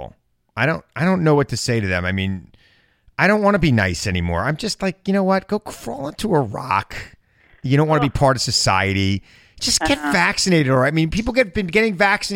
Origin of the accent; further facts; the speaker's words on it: Suffolk County, Long Island, New York, United States; I grew up in Suffolk County, Long Island